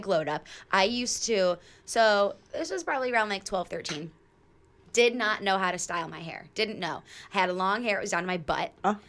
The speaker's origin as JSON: {"language": "English", "region": "Michigan", "country": "United States", "tie": "born or raised there", "moved": "yes", "said": "But it was December, and I'm from Michigan."}